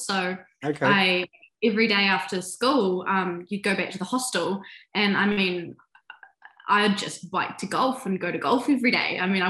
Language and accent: English; New Zealand; moved away as an adult; also born or lived in United States; I'm 26, I'm from New Zealand